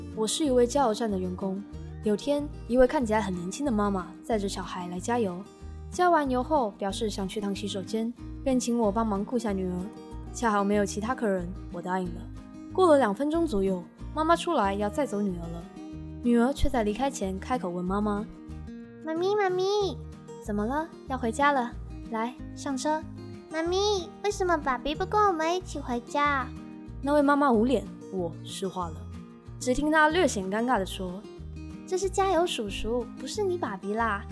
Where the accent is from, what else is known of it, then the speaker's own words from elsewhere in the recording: Taiwan; 身为台湾人，从小的教育不一定有 A、B、C， 但一定有 Pokemon